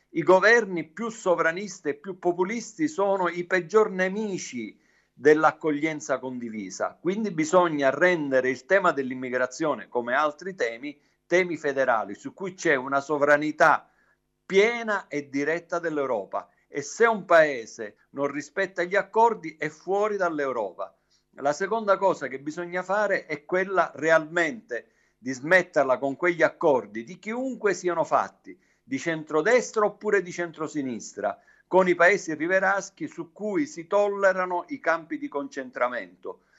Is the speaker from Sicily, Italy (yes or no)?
yes; Sicily, Italy; lo dico da siciliano